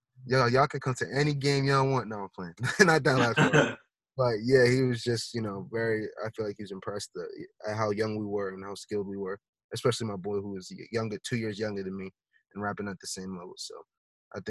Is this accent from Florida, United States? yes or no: no; Boston, Massachusetts, United States; I was from Boston